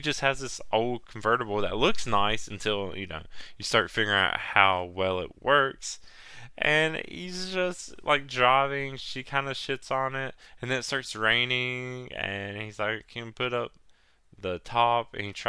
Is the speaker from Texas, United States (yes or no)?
no; Virginia, United States; Well, I'm from originally from Virginia.